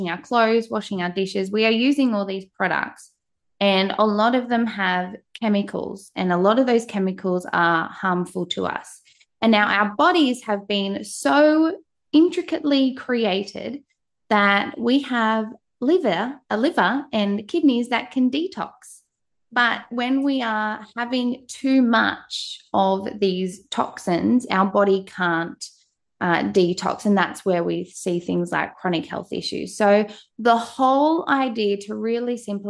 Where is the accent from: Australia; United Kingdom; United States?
Australia